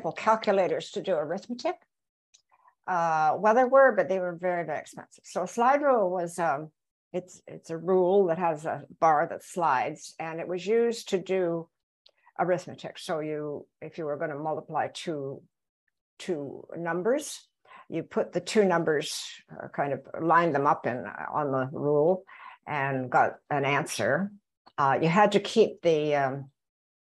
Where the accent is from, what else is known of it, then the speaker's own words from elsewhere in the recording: Belleville, Ontario, Canada; I grew up in Belleville, Ontario, where we had excellent public schools